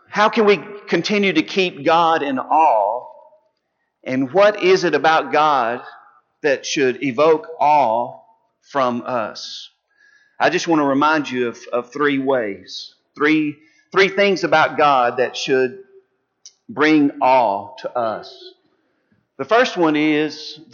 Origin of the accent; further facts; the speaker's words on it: West Texas, United States; now in Mobile, United States; I grew up in West Texas, and now I live in Mobile where it's relatively flat.